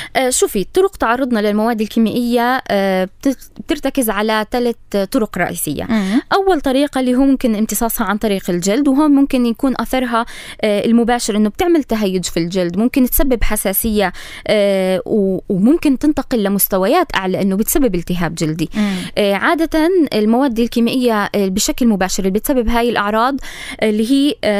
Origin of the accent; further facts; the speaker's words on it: Palestine; احنا موجود عندنا بفلسطين